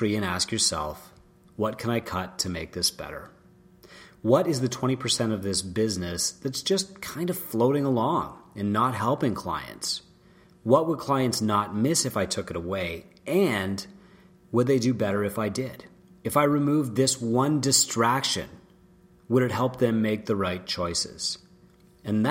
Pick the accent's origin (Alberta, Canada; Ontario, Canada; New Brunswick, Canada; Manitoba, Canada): Ontario, Canada; St. Joseph Island; I grew up on St. Joseph Island, which used to be a massive apple producer in Canada.